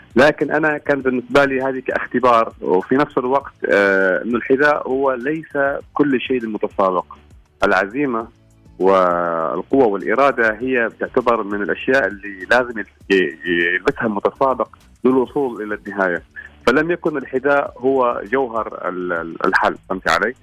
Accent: Oman; هنا عندنا في عمان

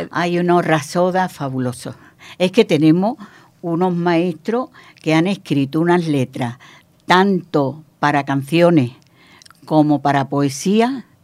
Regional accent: Morocco; moved away; me emociono más porque han pasado tantos años desde que yo salí de Marruecos.

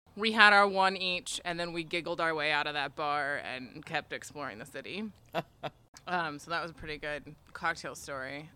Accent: United States; I'm American

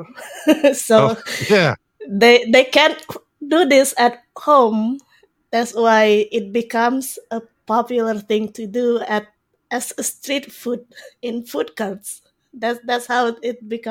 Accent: Indonesia; moved away as an adult; now in Canada; I grew up in Indonesia.

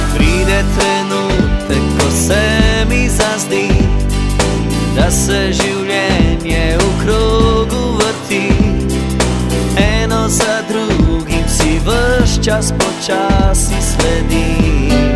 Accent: Tuzla, Federation of Bosnia and Herzegovina, Bosnia & Herzegovina; Slovenian is a second language; moved away as an adult; now in Slovenia; sem se prijavila na univerzo v svojem rojstnem mestu, opravila sem spremni izpit in postala študentka univerze v Tuzli

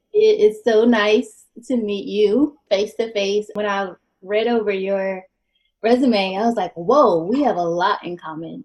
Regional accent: Winston-Salem, North Carolina, United States; I am from North Carolina

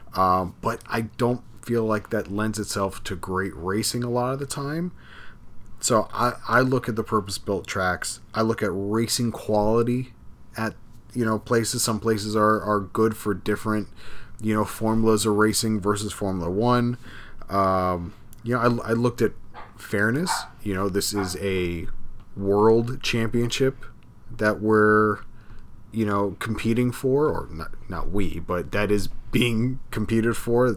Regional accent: Miami, Florida, United States; we're from the area, we're from Miami

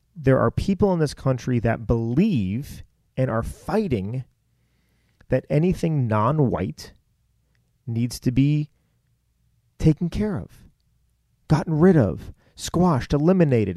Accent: United States; raised in this country

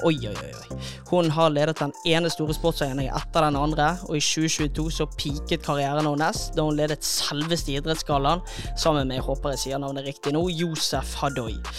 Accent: Western Norway, Norway; jeg er jo vestlending

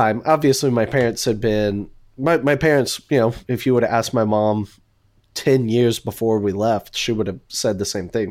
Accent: Houston, Texas, United States; now in Dallas, United States; I'm originally from Houston, but been in Dallas since two thousand seven

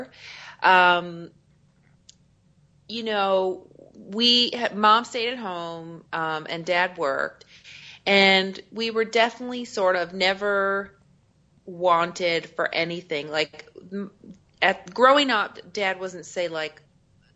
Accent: Newfoundland and Labrador, Canada; I'm from Eastern Canada, a place called Newfoundland

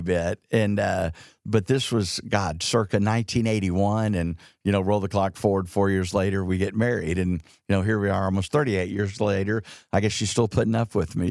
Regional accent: Dallas, Texas, United States; also born or lived in Houston / Fort Worth; J D knew I grew up in Dallas

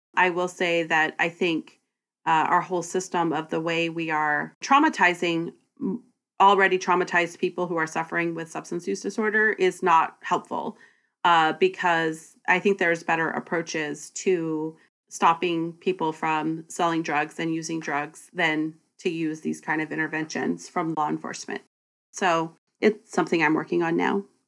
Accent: Bremerton, Washington, United States; Olympic College, a community college here in my hometown

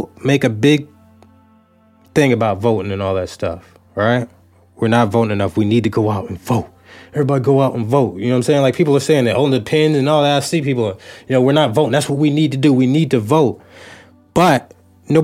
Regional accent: United States; we are American citizens

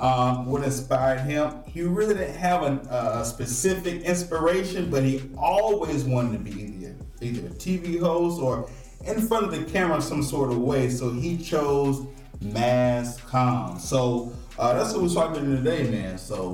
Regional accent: Waxhaw, North Carolina, United States; You know where I'm from. I'm from Waxhaw.

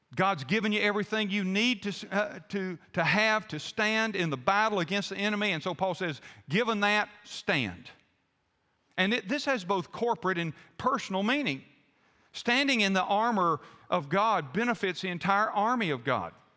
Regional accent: the American South, United States; I'm a Southerner

